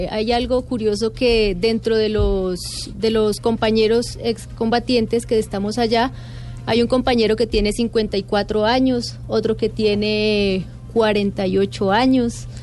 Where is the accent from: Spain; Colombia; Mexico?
Colombia; somos la delegación colombiana y entonces como es una escuela donde van alrededor de 150 países diferentes, y nosotros somos la delegación colombiana